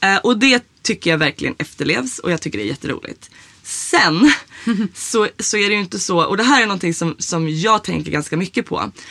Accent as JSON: {"language": "Swedish", "country": "Sweden", "tie": "born or raised there", "said": "jag är uppvuxen i Sverige"}